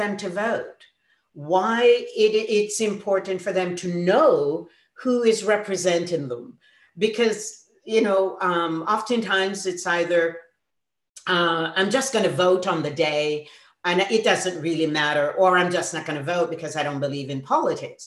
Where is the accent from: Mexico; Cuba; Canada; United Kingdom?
Canada; Ottawa, Ontario; also born or lived in Middle East; now in British Columbia, Canada; I grew up in Ottawa, you know, I'm from Ontario